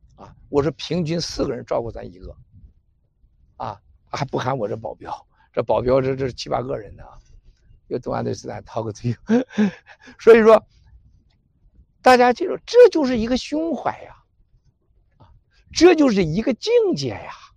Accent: China; moved away; 我们中国人最大的问题就是爱撒谎

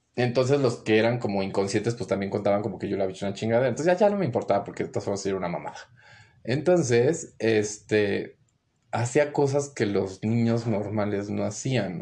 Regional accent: Mexico City, Mexico; also born or lived in Guadalajara, Jalisco / Torreón; mi crecimiento fue como en la Ciudad de México

